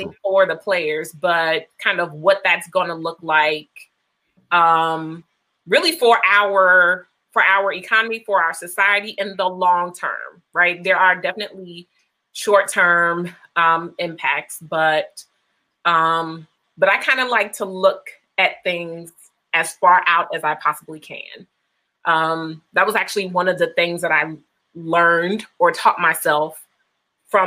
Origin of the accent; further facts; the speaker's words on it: Chicago, Illinois, United States; moved away as an adult; also born or lived in Ohio / Georgia; I am originally from Chicago. I'm a Southside girl